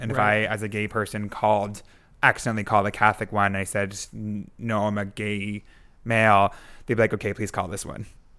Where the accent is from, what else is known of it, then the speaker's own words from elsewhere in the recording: Canada; Yeah, like even as a Canadian, if I wanted to go to any other country, I would have to...